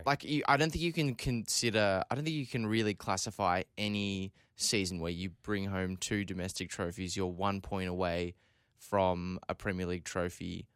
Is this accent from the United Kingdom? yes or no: yes; Scotland, United Kingdom; I'm about to defend England here as the Scottish person in the room